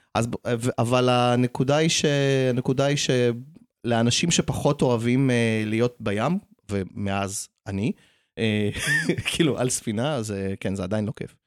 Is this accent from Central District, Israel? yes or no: no; Jaffa, Tel Aviv District, Israel; כשעלינו לארץ הייתי גר בגן, כאילו גרנו ביפו והייתי הולך לגן כזה